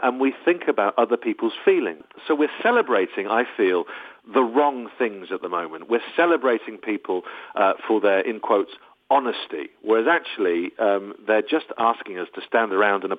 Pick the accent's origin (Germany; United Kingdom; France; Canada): United Kingdom; also born or lived in Los Angeles, United States; I am very British.